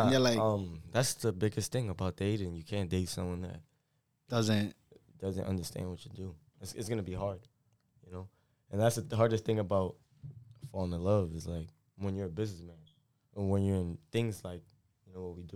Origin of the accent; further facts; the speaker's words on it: Massachusetts, United States; Like it is home for me, but obviously, you know, I'm from Massachusetts.